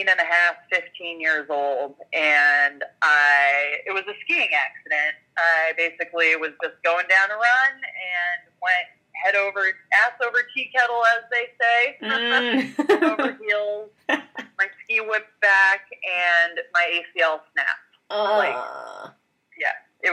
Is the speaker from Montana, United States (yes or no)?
yes; Montana, United States; I grew up in Montana